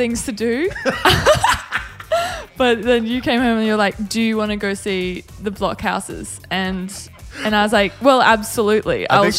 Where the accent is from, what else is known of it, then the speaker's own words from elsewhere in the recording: North Queensland, Australia; because I grew up in North Queensland, and we'd just move around the hill in the middle of our town and just circle around it.